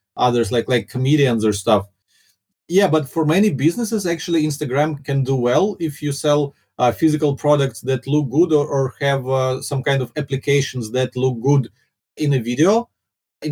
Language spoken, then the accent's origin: English; Ukraine; first language Russian; English is a second language; moved away as an adult; now in Singapore; my first language is Russian